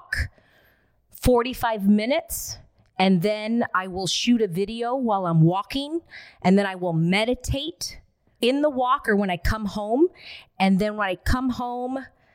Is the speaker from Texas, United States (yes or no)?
no; Alhambra, California, United States; I grew up in Alhambra, California